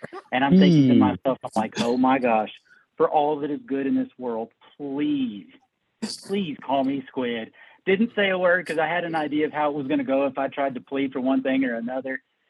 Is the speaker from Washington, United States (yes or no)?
no; Evansville, Indiana, United States; also born or lived in Louisville; I am from the Evansville area where I'm currently living.